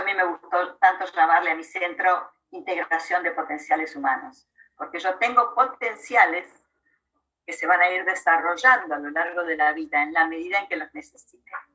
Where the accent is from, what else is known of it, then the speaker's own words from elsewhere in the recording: Argentina; also born or lived in La Plata, Argentina; Yo soy argentina, vivo, aquí, vivo en la ciudad de La Plata, cerca de la capital federal de Buenos Aires